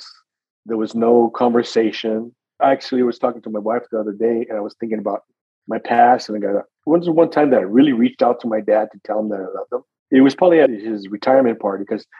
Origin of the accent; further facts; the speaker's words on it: Gilroy, California, United States; also born or lived in San Jose, California; I was raised in Gilroy, California all my life